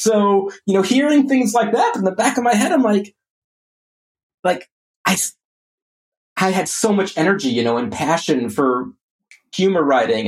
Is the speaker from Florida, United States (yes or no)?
yes; Orlando, Florida, United States; I grew up in Orlando